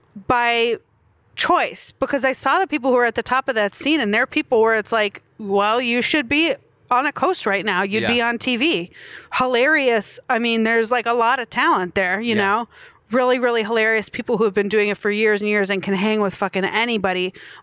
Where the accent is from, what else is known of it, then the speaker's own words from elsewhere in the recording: Milwaukee, Wisconsin, United States; moved away; also born or lived in Chicago; I'm from Milwaukee.